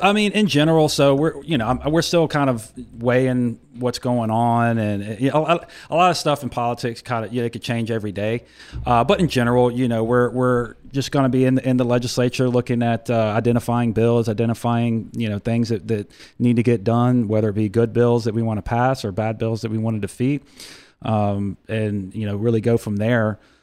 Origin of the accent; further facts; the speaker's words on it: Ocean Springs, Mississippi, United States; serving my hometown